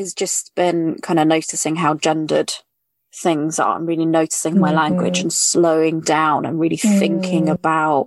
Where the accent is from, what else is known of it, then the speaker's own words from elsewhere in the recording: United Kingdom; accent: British; now in London, United Kingdom; I'm British. I am British. I say obviously, I mean, from my accent.